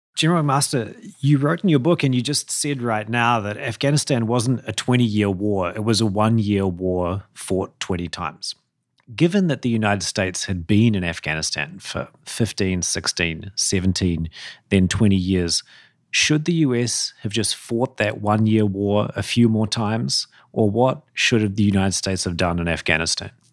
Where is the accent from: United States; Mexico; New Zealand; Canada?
New Zealand; I'm not an Australian, by the way. I'm a New Zealander.